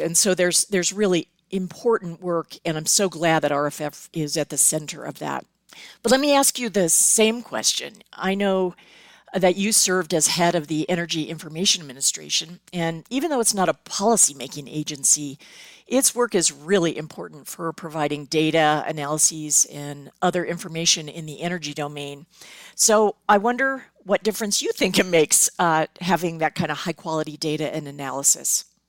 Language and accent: English; Southern California, United States; I grew up in Southern California.